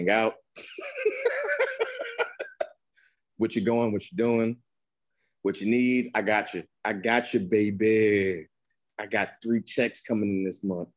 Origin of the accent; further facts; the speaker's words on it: New Jersey, United States; I'm from New Jersey. I played for one of the most winning coach in high school history in America